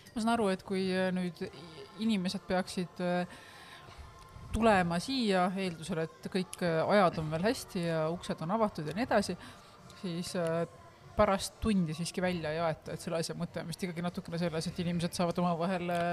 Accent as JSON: {"language": "Estonian", "country": "Estonia", "said": "ma olen eestlane"}